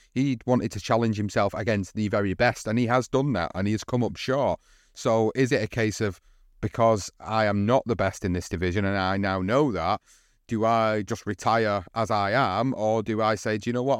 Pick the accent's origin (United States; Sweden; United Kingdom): United Kingdom